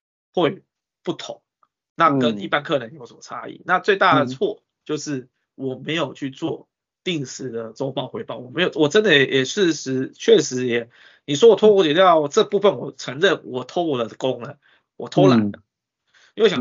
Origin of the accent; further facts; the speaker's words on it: Taiwan; 我们台湾人